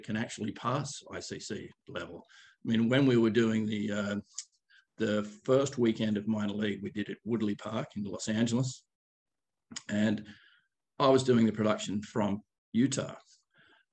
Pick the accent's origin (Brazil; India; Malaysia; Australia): Australia; Gosford, New South Wales; also born or lived in Sydney; now in United States; We grew up, me and my family grew up on the coast, surfing every day and fishing